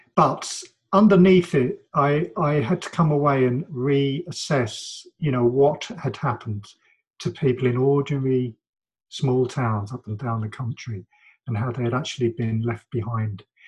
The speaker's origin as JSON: {"language": "English", "region": "London", "country": "United Kingdom", "tie": "born or raised there", "said": "my my childhood and my my adolescence and growing up here and the work I've done and lived in London most of my life"}